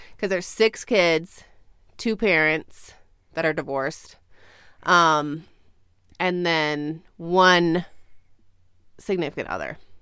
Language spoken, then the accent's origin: English; Ojai, California, United States; born or raised there